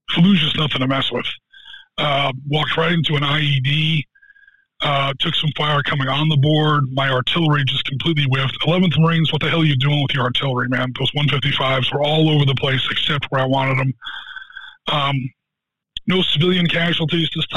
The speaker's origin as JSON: {"language": "English", "region": "New Jersey", "country": "United States", "tie": "born or raised there", "said": "I was born and raised in New Jersey"}